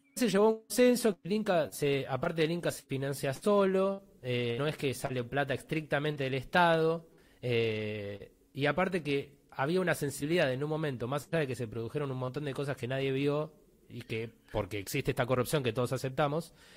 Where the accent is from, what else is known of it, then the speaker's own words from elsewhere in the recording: Buenos Aires, Argentina; Yo crecí viendo cine en Belgrano, que soy de Villa Devoto